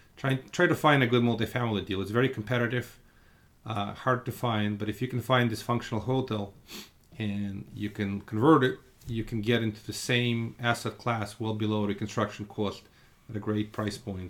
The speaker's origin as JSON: {"language": "English", "country": "Russia", "moved": "yes", "lives_now": "Brooklyn, United States", "said": "I come from Russia"}